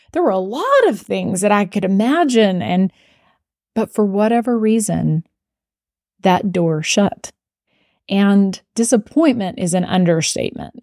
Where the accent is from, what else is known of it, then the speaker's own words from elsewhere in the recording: Abilene, Texas, United States; I was from Abilene and I went to Abilene Cooper